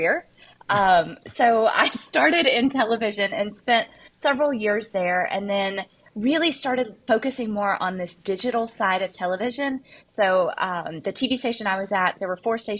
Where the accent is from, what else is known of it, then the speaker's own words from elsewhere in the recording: Arkansas, United States; growing up in Arkansas, we have a diamond mine in our state